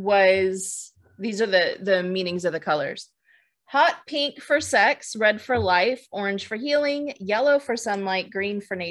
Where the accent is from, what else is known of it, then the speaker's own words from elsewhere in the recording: San Francisco Bay Area, California, United States; I grew up in the San Francisco Bay.